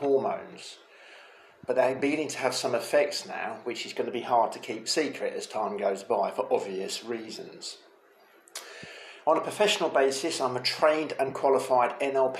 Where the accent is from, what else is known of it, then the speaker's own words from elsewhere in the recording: England, United Kingdom; moved away as an adult; now in Costa Blanca, Spain; I'm an English T-girl living out here in the sunny Costa Blanca in Spain